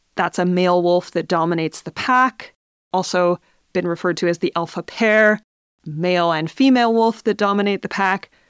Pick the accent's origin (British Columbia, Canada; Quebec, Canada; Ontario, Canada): British Columbia, Canada; Smithers; here in Smithers in my hometown